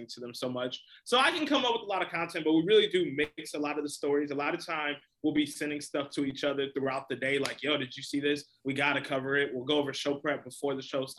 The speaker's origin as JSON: {"language": "English", "area": "the South Suburbs of Chicago", "region": "Illinois", "country": "United States", "tie": "born or raised there", "said": "I grew up in the South Suburbs"}